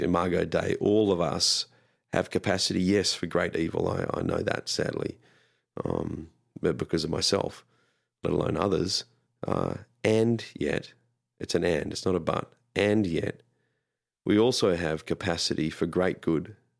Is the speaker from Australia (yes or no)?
yes; Australia; moved away; being Australian growing up